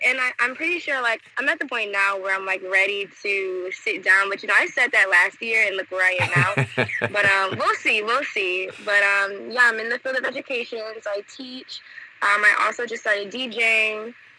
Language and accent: English; Detroit, Michigan, United States; moved away as an adult; also born or lived in Washington, D.C. / New York / La Rochelle, France; now in France; I am originally from Detroit, Michigan, born and raised. I left home and I went to Washington, D.C. to get my bachelor's from Howard University.